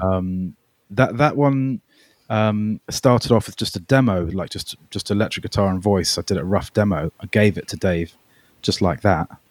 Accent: United Kingdom; also born or lived in Melbourne, Australia; I moved to the U K when I was nine

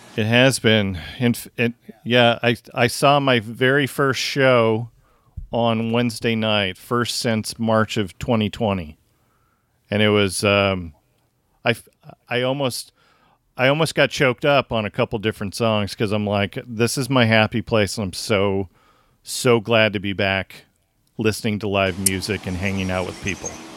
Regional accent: Tacoma, Washington, United States; Wayne and I grew up in Tacoma

